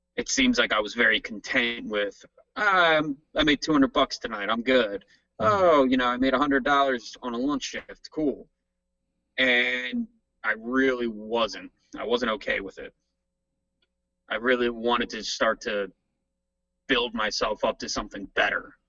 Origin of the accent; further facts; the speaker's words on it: New Jersey, United States; moved away as an adult; no longer going to be a jersey boy